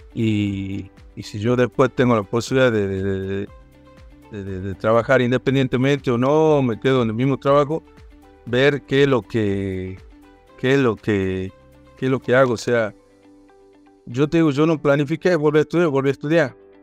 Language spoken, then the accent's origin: Spanish; Rosario de la Frontera, Salta, Argentina; also born or lived in Tucumán; soy de Rosario de la Frontera